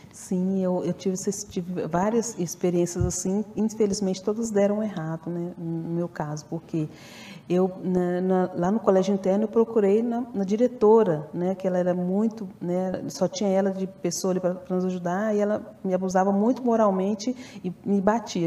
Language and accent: Portuguese; Ipatinga, Minas Gerais, Brazil; also born or lived in Belo Horizonte; eu sou de Patinga, e eu viajava de Belo Horizonte para Ipatinga sozinha